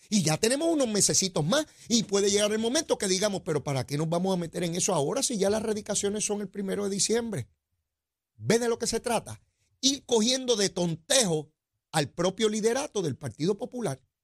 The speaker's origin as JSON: {"language": "Spanish", "country": "Puerto Rico", "said": "nosotros los puertorriqueños"}